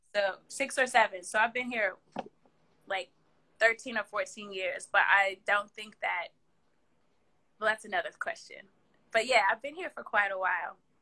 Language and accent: English; Kansas City, Missouri, United States; moved away; also born or lived in Philadelphia, Pennsylvania; I was born and raised in the Midwest in Kansas City, Missouri. And then I but my formative years, I was in Philadelphia